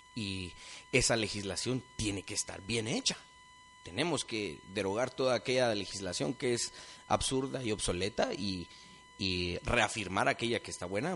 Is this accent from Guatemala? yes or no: yes; Guatemala; somos un país multilingüe, multiétnico, dentro de estas fronteras todos somos guatemaltecos